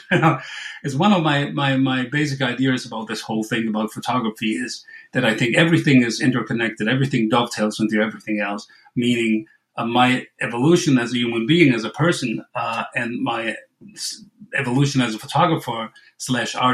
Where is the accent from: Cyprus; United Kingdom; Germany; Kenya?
Germany; Western Germany, North Rhine-Westphalia; just to say it right for once. Um, I'm from Germany, uh, Western Germany, that is. I'm like 20 miles off the, the Dutch border, if that means anything to anybody. I'm like 45 minutes from Cologne.